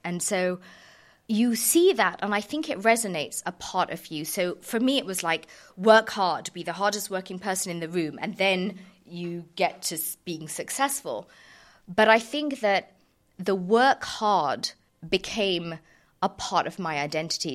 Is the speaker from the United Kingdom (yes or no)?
yes; Surrey, South East England, United Kingdom; I was kind of born and raised in Surrey